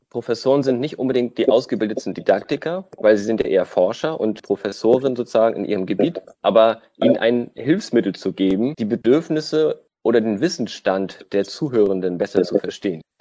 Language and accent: German; Schleswig-Holstein, Germany; moved away as an adult; now in Rostock, Germany; Ich bin äh, gebürtig Schleswig-Holsteiner und hier zum Studium hergekommen, im Land zum Leben, dann auch sogar hier geblieben